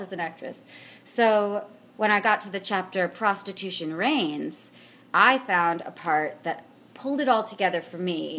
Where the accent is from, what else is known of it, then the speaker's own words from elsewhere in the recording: Puyallup, Washington, United States; now in Seattle, United States; I grew up in Puyallup. For those who know, it is Pierce County